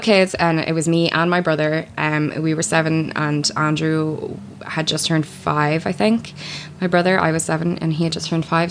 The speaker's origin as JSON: {"language": "English", "country": "Ireland", "said": "I am an Irish uh, person. Um, I do a radio show here in Ireland."}